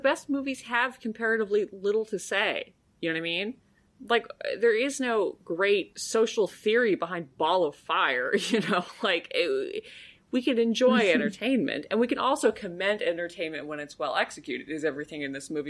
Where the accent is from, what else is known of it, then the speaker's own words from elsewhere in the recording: United States; as an American